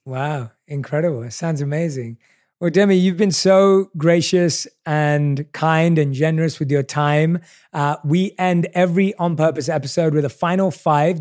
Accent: London, United Kingdom; I obviously was born and raised in London

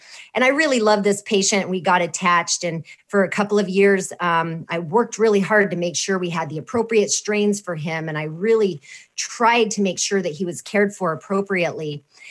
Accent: New Mexico, United States; And I come from New Mexico

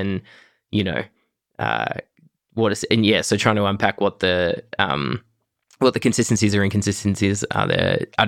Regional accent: Broken Hill, New South Wales, Australia; this used to be a feature of my everyday life as a teen growing up in Broken Hill.

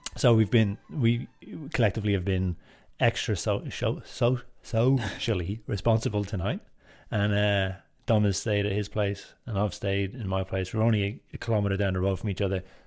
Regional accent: Drogheda, Leinster, Ireland; moved away; I'm from Drogheda and I grew up in, in Drogheda.

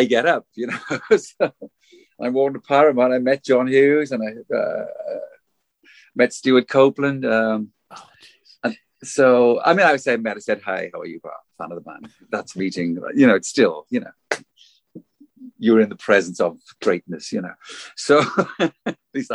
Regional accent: South Wales, United Kingdom; moved away; growing up in Wales and watching black and white TV with my mom

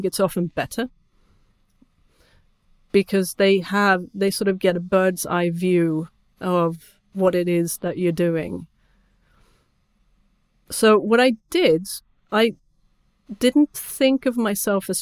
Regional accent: Sweden; first language Swedish; English is a second language; my first language is Swedish

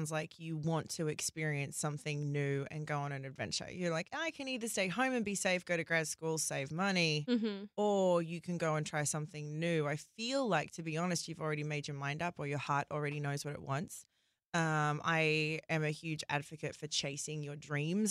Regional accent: Australia; moved away as an adult; also born or lived in London; now in United States; I left Australia at 18. I packed a suitcase and I moved to London on my own

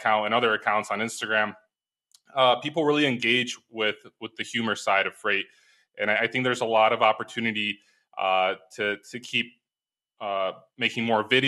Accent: Chicago, Illinois, United States; moved away as an adult; also born or lived in Ukraine; now in Poland; Well, I live in Poland. I'm from Chicago originally

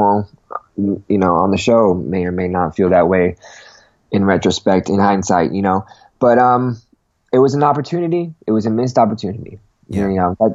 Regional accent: Manchester, North West England, United Kingdom; moved away; I was born in Manchester, born and raised in Manchester

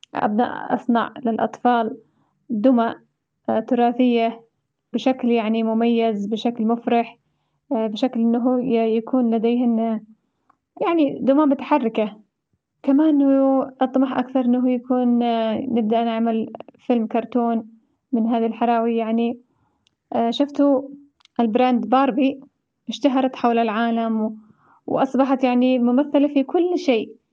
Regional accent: Yemen; إحنا كيمنيين

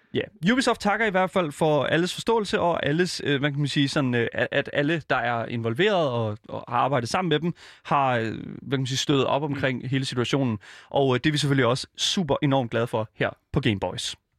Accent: Denmark; jeg er en dansker, der bor i Danmark

